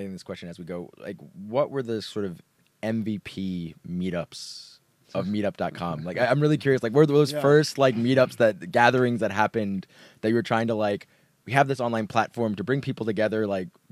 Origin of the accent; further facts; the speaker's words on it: New York City, New York, United States; also born or lived in Berkeley; I'm a New Yorker, born and raised there